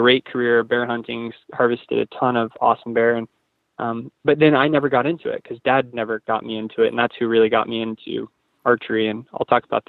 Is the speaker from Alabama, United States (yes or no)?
no; Springfield, Oregon, United States; also born or lived in Portland, Oregon; born in Springfield, Oregon, went to Thurston High.